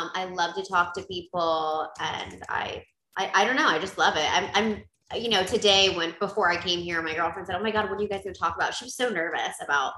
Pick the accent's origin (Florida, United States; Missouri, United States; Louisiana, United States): Florida, United States; St. Petersburg; also born or lived in Oakland, California; my parents moved to St. Pete, Florida when I was pretty young. I was about 5 and I was raised here and I've stayed.